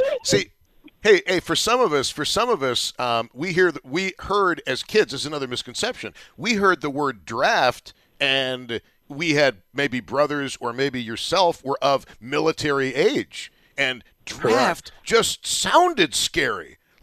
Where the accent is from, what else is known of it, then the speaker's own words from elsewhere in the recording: Buffalo, New York, United States; you knew you were growing up in Buffalo